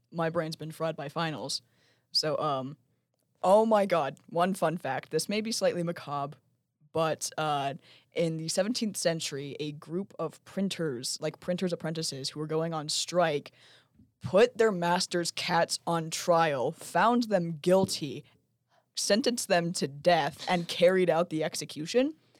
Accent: Lehi, Utah, United States; I'm from Lehigh, and I went to Sky Ridge High School

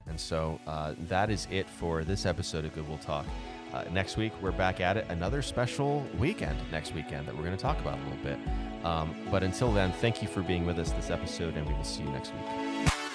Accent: Southeast Arizona, United States; I grew up in in Southeast Arizona

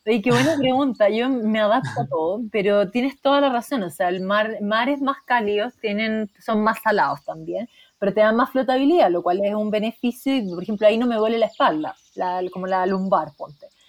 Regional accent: Chile; soy psicóloga de la Chile

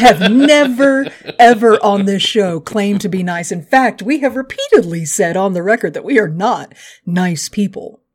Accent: Texas, United States; I'm from Texas

